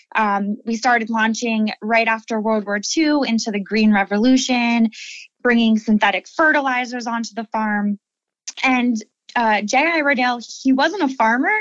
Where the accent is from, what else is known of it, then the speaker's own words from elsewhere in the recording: Lancaster, Pennsylvania, United States; I'm the 10th generation of my family to live here in Lancaster